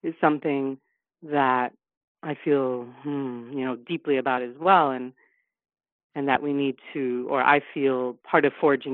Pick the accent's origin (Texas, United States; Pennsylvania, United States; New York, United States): New York, United States; New York City; I was raised in the East Village of New York City